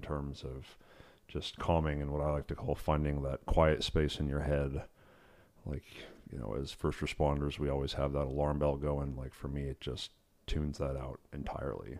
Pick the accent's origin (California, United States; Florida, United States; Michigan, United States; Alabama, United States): California, United States; Yosemite; started out in, uh, Yosemite. It's where I grew up